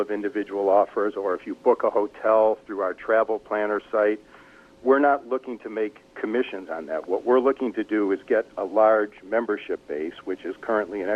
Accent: Detroit, Michigan, United States; I grew up in Detroit

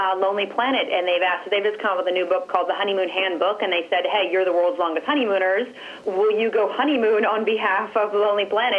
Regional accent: United States; We're from the States.

